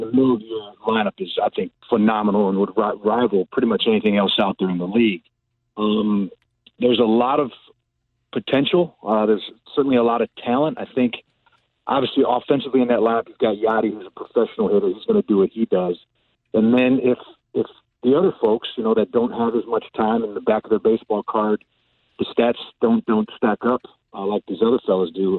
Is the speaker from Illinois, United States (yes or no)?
yes; North Chicago, Illinois, United States; I grew up in North Chicago